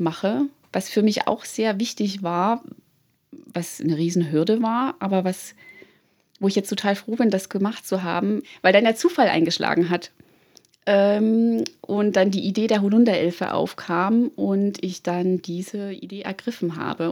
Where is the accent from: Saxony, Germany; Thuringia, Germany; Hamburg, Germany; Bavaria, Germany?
Thuringia, Germany; now in Munich, Germany; Ich bin gebürtige Thüringerin und lebe in München